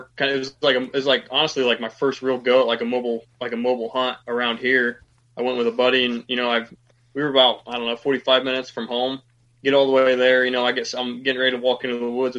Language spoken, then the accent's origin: English; Mercer County, Ohio, United States; So I'm from Ohio. So on the western side of the state, Mercer County